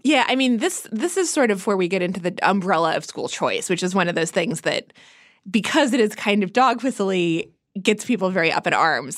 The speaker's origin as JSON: {"language": "English", "region": "Kansas", "country": "United States", "said": "I'm from Kansas, you can tell in the suburbs, even in the wealthiest suburbs, which is where I am from"}